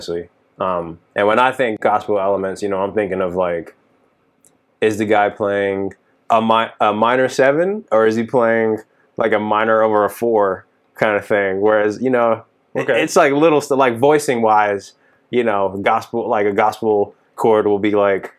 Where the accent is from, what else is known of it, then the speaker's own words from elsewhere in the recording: Dallas, Texas, United States; moved away as an adult; now in Los Angeles, United States; I am a Texan through and through, born and raised Dallas, Texas, 30 years, just recently relocated to Los Angeles